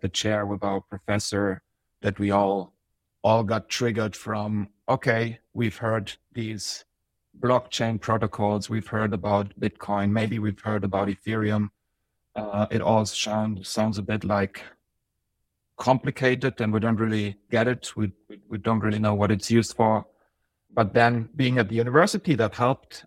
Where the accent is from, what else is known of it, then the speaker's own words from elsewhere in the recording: Germany; moved away as an adult; also born or lived in Bosnia; now in Zurich, Switzerland; it was twenty fourteen when I moved here from Germany. That's where I lived most of my life. Uh, originally I was born in the Balkans in Bosnia, but now I'm in Switzerland.